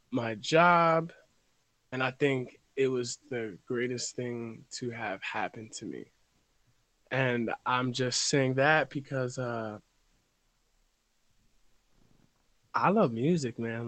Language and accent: English; Reading, Pennsylvania, United States; I'm from Reading, PA. Born and raised.